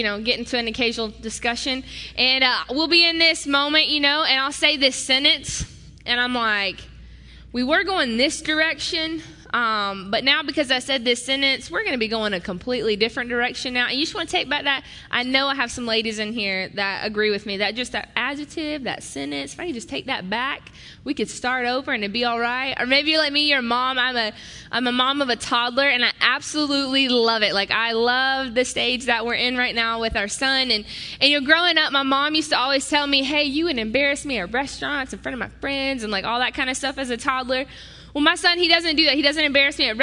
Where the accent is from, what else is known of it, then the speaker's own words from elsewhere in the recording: the South, United States; moved away as an adult; now in Wisconsin, United States; I'm from the South